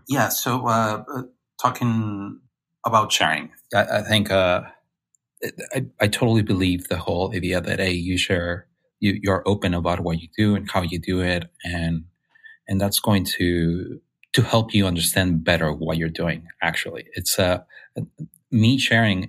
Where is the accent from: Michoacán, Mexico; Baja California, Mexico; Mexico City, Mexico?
Baja California, Mexico; Mexicali; English is a second language; moved away as an adult; now in San Francisco, United States; I was born in Mexico, and uh, in the north part of Mexico in Baja California, in a, a little town called um, Mexicali